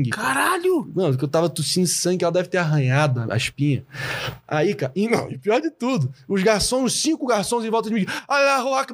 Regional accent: Brazil; Mas é. como nós somos brasileiros, nós somos mais sábios que eles.

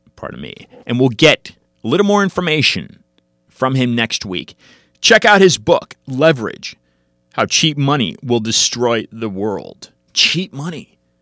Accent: United States; I'm an American

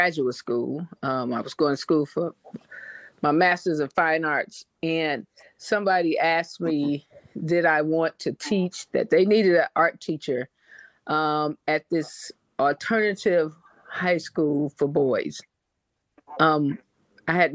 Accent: Detroit, Michigan, United States; I'm from Detroit, Michigan, and that's how we greet each other.

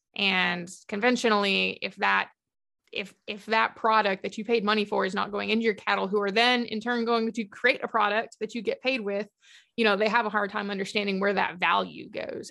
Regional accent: Big Bend area, Deep West Texas, United States; moved away; also born or lived in southeastern New Mexico / Southern Oklahoma; I'm originally from Deep West Texas, so the Big Bend kind of area. Um, Fort Davis, Alpine, Balmarais, that kind of area, if anyone knows where that's at. Um, my dad's a, a Cal Caff Ranch manager, so I grew up on a ranch down there

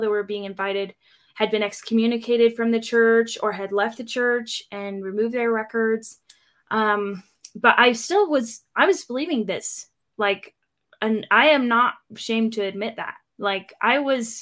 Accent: Eastern Washington, United States; also born or lived in Phoenix / California; I grew up in Washington mostly. And we spent a year or two in Phoenix and in California, but mostly Washington, Eastern Washington.

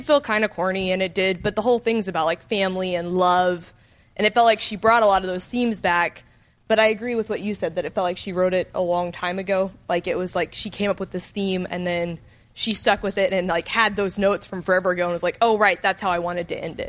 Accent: Austin, Texas, United States; I'm from Austin.

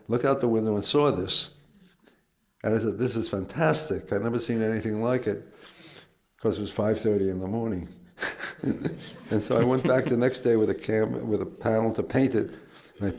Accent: New York City, New York, United States; I grew up in Queens

